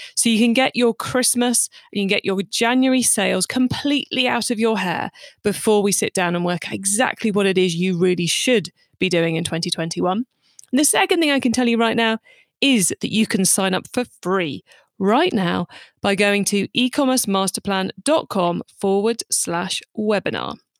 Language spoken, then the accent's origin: English; United Kingdom; I'm British